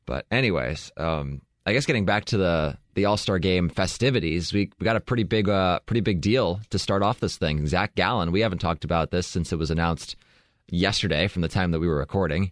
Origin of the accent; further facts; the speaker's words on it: Southern California, United States; I grew up in Southern California